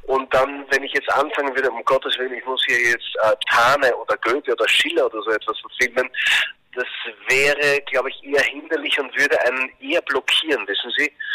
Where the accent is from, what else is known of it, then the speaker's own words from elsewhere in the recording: Austria; wir als Österreicher